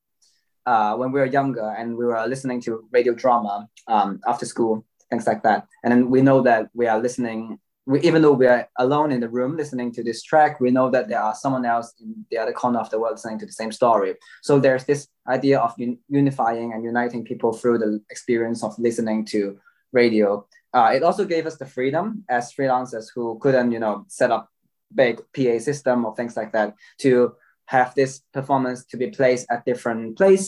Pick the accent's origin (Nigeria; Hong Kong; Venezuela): Hong Kong; now in London, United Kingdom; We met each other in London, as we are all from Hong Kong, and we all settled here for very different reasons